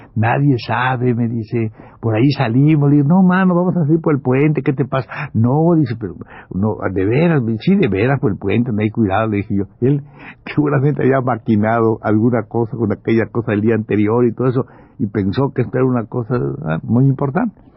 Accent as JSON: {"language": "Spanish", "region": "Campeche", "country": "Mexico", "tie": "born or raised there", "moved": "yes", "said": "ir a mi pueblo, ir a Campeche"}